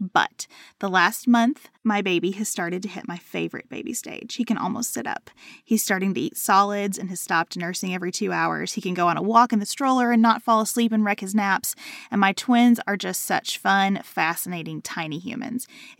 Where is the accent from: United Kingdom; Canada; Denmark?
Canada; I'm taking 18 months, so thankful that's an option for me as a Canadian.